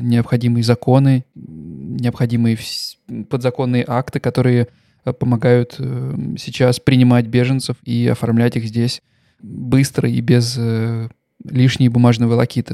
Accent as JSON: {"language": "Russian", "country": "Russia", "also_born_or_lived": "Stuttgart, Germany", "moved": "as an adult", "lives_now": "Germany", "said": "я никогда не скрывал, что я русский. Э, я никогда не скрывал, что я приехал из России там три года назад э, в Германию"}